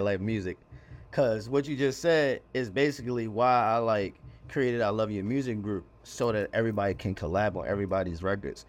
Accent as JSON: {"language": "English", "town": "Annapolis", "region": "Maryland", "country": "United States", "tie": "born or raised there", "also_born_or_lived": "Anne Arundel County, Maryland / Glen Burnie, Maryland", "moved": "as an adult", "lives_now": "Baltimore, United States", "said": "born in Annapolis, Maryland, then I lived all throughout, like, Anne Arundel County, which is, uh, twenty minutes south of Baltimore."}